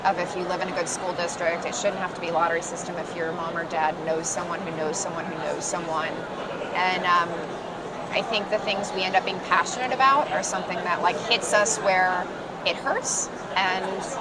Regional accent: San Diego, California, United States; I grew up in San Diego

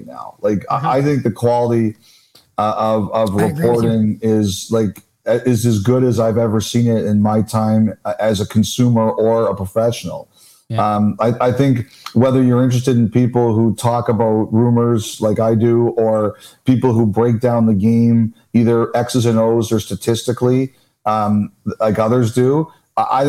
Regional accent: Toronto, Ontario, Canada; I grew up in Toronto

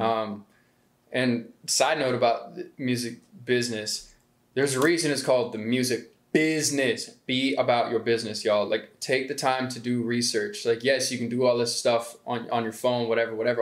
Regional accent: Atlanta, Georgia, United States; also born or lived in Waterloo, Iowa; I was born in Waterloo, Iowa. I moved to Atlanta in about 2005 when I was like nine years old. So I'm pretty much from Atlanta

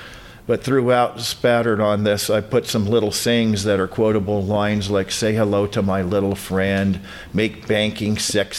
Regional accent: Denver, Colorado, United States; also born or lived in Long Island, New York / Drexel Hill, Pennsylvania; I grew up outside of Denver, Colorado, but I was born in Long Island, New York. As a youngster, I was in Drexel Hill, Philadelphia, Pennsylvania.

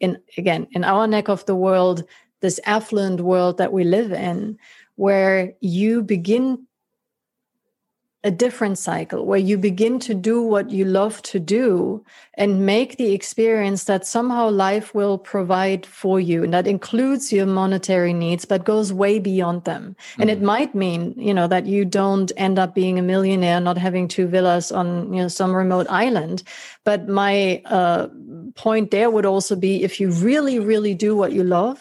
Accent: Germany; the very affluent neighborhood in which I grew up in Germany

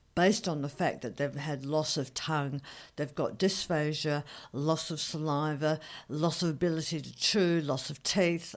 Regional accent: Australia

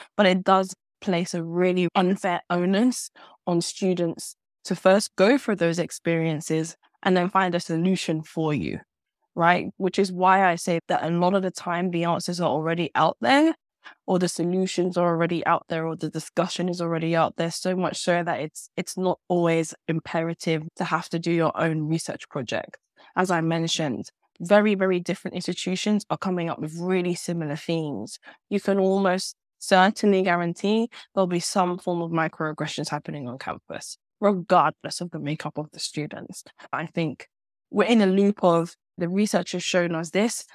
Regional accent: London, United Kingdom; moved away; I'm a Londoner. I came home to London to do my master's at SOAS

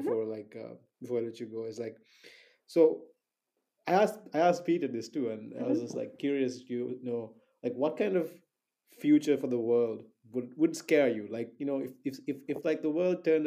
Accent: Sri Lanka; I'm from Sri Lanka

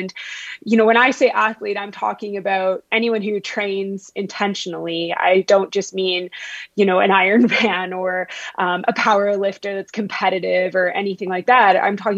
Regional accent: Vancouver, British Columbia, Canada; accent: Ontario; also born or lived in Ontario; so I actually grew up in Vancouver. It just sounds like I'm from Ontario because I did all my schooling out east.

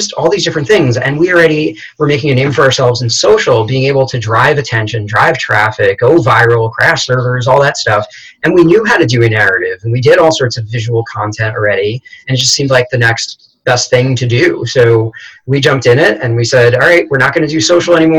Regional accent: New York, United States; I'm a New Yorker

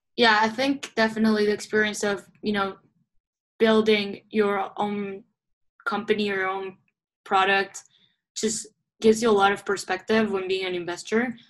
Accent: Uruguay; moved away as an adult; now in Rochester, United States; I was born and raised in Uruguay

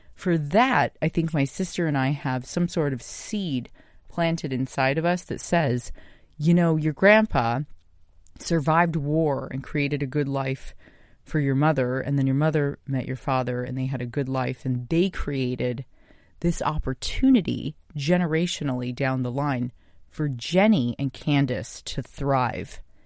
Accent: United States; I'm Japanese American

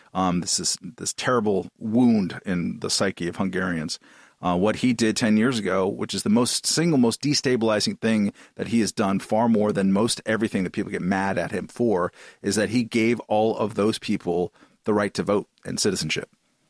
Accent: Boston, Massachusetts, United States; So, and we're from Boston.

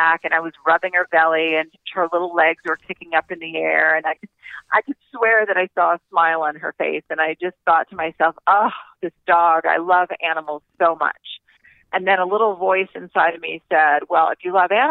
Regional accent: Doraville, Georgia, United States; when I was growing up in Doraville, Georgia

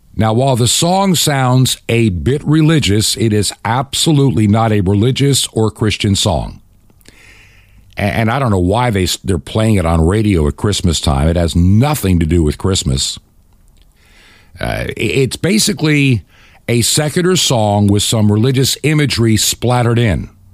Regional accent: Long Island, New York, United States; growing up on Long Island in New York

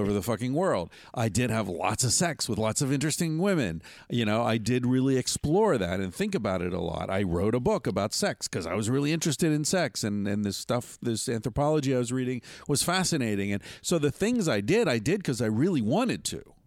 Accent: Western Pennsylvania, United States; I grew up in Western Pennsylvania in the seventies

